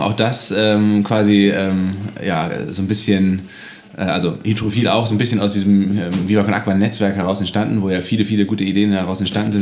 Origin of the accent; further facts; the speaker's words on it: Kiel, Schleswig-Holstein, Germany; als Kieler